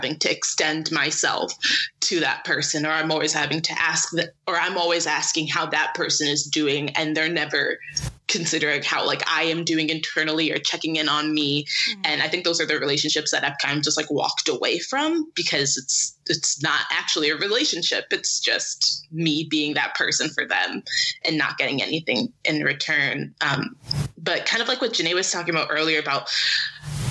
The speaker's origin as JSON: {"language": "English", "town": "Syracuse", "region": "New York", "country": "United States", "tie": "born or raised there", "said": "growing up in Syracuse, which is very white"}